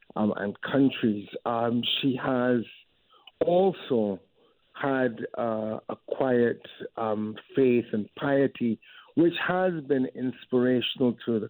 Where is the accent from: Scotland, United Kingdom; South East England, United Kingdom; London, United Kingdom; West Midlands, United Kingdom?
London, United Kingdom; born there; because I was born in London, it was a homecoming of sorts.